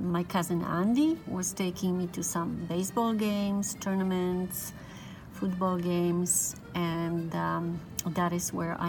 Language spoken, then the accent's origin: English; Silesian Voivodeship, Poland; now in North America; I was born and raised in Poland. I lived in Silesia province, the southern part of the country. Very industrialized and the most urban region. We lived 1 hour away from Beskidy Mountains.